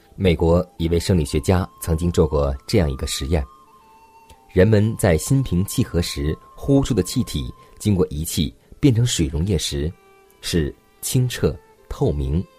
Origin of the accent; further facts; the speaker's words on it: China; 我们中国人